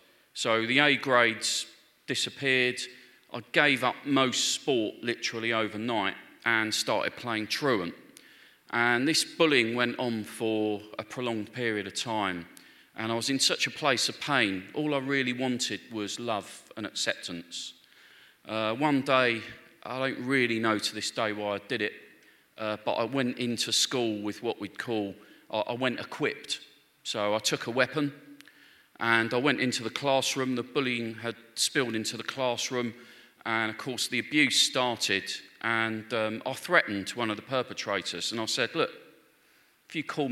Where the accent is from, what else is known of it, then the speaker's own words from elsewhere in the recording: London, United Kingdom; I grew up in Northwest London. My family were Catholic, so I went to church from a very early age